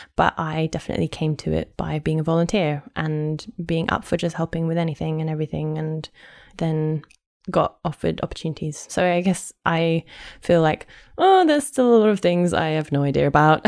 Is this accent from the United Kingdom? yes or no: yes; London, United Kingdom; accent: posh; I am hundred percent Londoner. I'm from North London, um, but I've lived in South London for more or less ten years